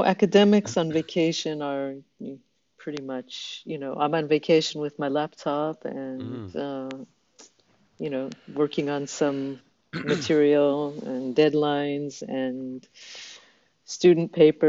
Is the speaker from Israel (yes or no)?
yes; Israel; also born or lived in Vancouver, Canada / California, United States; my family migrated to Israel when I was 9 years old.